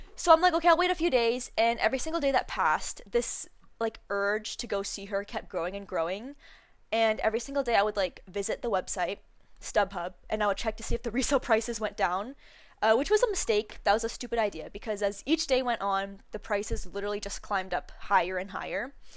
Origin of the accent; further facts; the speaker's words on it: Canada; we're Canadian